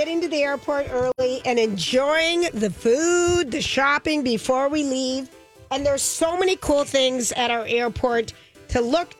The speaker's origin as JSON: {"language": "English", "country": "Finland", "accent": "Finnish", "said": "And with my Finland accent."}